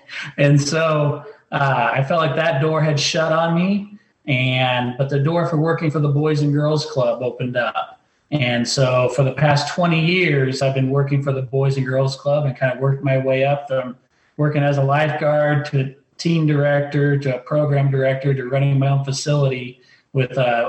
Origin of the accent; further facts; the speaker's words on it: Rome, Lazio, Italy; I'm actually a missionary kid. I grew up in Italy, and my parents moved us there in 1986 as independent missionaries.